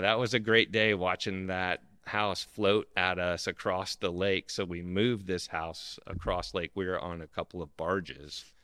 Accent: South Florida, United States; when I grew up down in South Florida

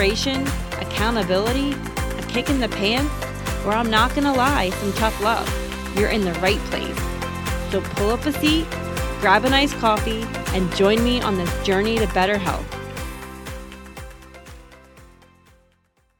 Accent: New Jersey, United States; I am born and bred in New Jersey. I love living here

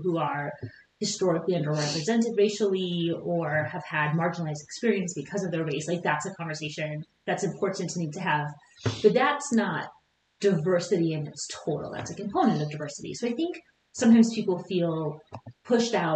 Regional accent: Great Falls, Montana, United States; also born or lived in Billings, Montana / St. Paul, Minnesota / Washington State / Los Angeles; I'm actually from Montana originally, born and raised. I lived here in Billings actually as a little kid, went to elementary school, but primarily grew up in Great Falls

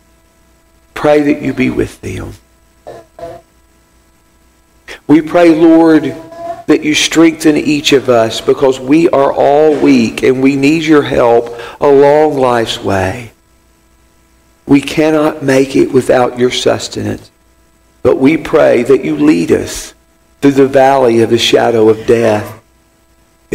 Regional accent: Dickson, Tennessee, United States; my hometown of Dixon, Tennessee

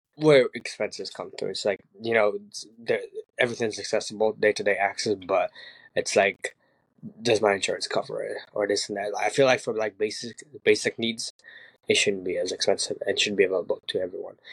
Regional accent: Ukraine; moved away; I'm 24, and I was born in Ukraine

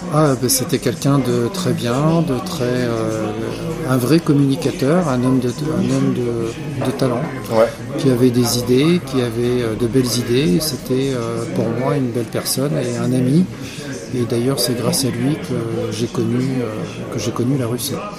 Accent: France; nous, Français

